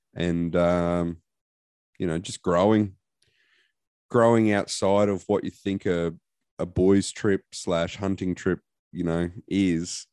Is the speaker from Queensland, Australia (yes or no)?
yes; Queensland, Australia; I'm a Queenslander.